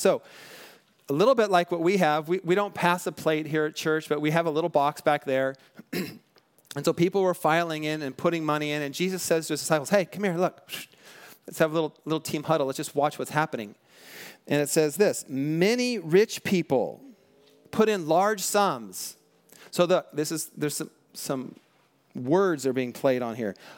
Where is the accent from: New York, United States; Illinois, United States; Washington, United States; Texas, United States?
Washington, United States; Western; also born or lived in Bellflower, California; now in Southern California, United States; I grew up in Washington State, Western Washington, where it just, it rains, like, all the time